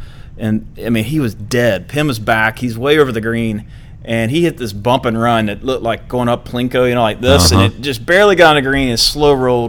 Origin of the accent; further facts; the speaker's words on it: Easley, South Carolina, United States; also born or lived in Panama City, Florida; growing up in Easley